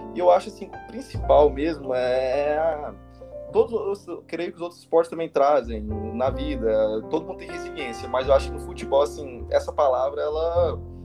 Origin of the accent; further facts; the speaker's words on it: Goiânia, Goiás, Brazil; moved away as an adult; also born or lived in Paraguay; eu sou de Goiânia, Goiás, né? Minha família sempre morou aqui